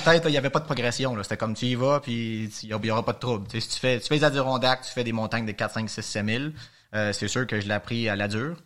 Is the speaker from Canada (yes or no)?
yes; Montreal, Quebec, Canada; de Montréal